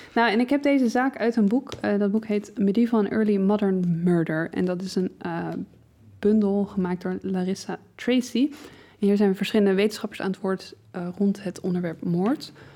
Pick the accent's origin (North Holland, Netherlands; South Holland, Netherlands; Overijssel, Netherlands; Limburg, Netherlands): South Holland, Netherlands; Leiden; als Leidse